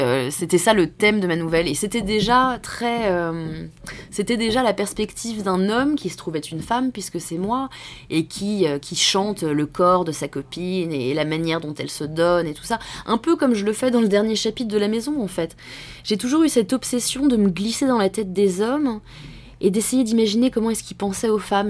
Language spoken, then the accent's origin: French; France; nous, en tant que Français